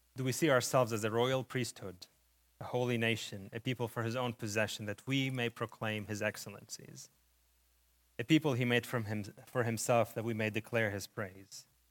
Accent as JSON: {"language": "English", "country": "Lebanon", "tie": "born or raised there", "moved": "yes", "said": "When I was still a child, we were displaced during the war in Lebanon. This is where my, where the accent coming from"}